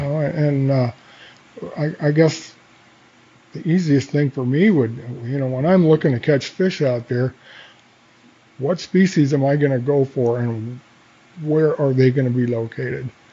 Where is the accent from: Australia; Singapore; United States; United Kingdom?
United States; Coeur d'Alene, Idaho; I grew up in Coeur d'Alene, and uh, I'm glad that I grew up in Coeur d'Alene